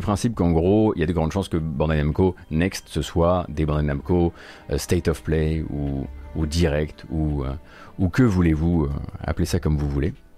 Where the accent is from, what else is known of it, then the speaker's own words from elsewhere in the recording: Lorraine, Grand Est, France; je suis lorrain